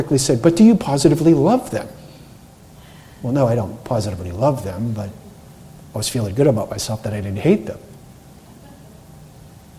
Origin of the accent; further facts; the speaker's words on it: Cape Cod, Massachusetts, United States; I grew up on Cape Cod